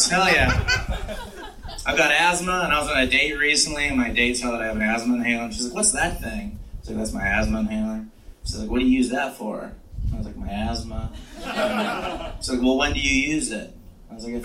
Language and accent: English; Washington, United States; now in San Francisco, United States; I'm originally from Washington State